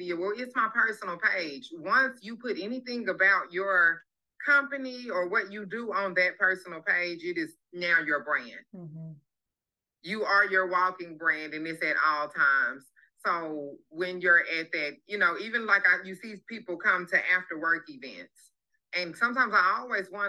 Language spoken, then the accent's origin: English; Pine Bluff, Arkansas, United States; I'm from Pine Bluff, Arkansas